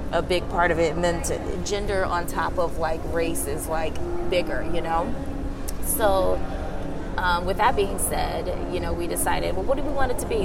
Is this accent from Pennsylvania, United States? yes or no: yes; Philadelphia, Pennsylvania, United States; I'm from Philly